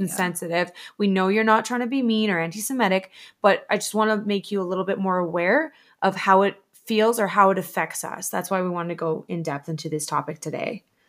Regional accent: Alberta, Canada; we're Canadian Alberta girls

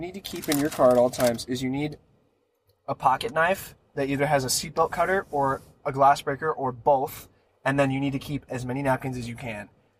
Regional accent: West Virginia, United States; also born or lived in Wisconsin / Pennsylvania; now in California, United States; I was born in Wisconsin, lived in a bunch of places in Pennsylvania, and moved to West Virginia.

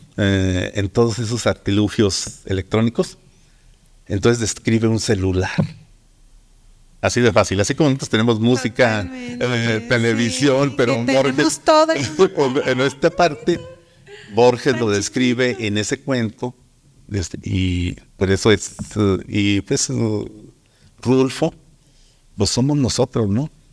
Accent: Durango, Mexico

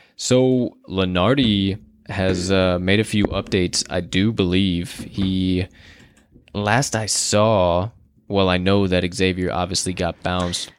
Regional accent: Chicago, Illinois, United States; we are from Chicago

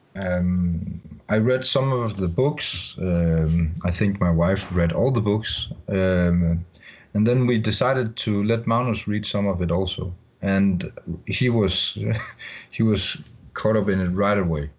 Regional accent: Denmark; English is a second language; I'm from Denmark

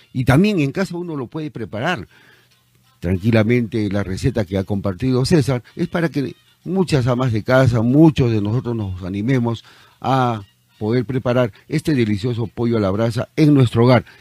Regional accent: Peru; nuestro querido Perú

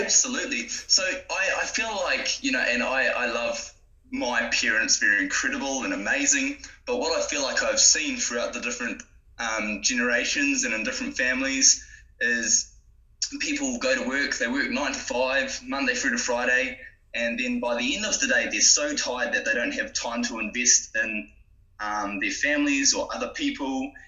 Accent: Gisborne, New Zealand; moved away as an adult; also born or lived in Napier; now in Tauranga, New Zealand; I grew up in Gisborne originally. Okay. Yep, so I'm from um, Gisborne, lived most of my life there. I was born in Napier

